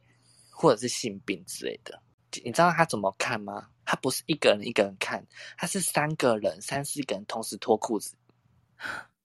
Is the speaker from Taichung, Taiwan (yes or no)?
no; Tainan, Taiwan; 身为台南人的我